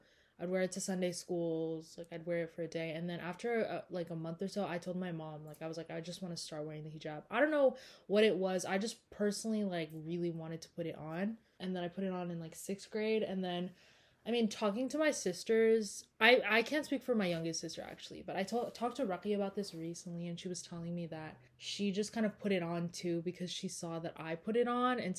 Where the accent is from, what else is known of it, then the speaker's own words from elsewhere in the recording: California, United States; that was just me growing up in Orange County.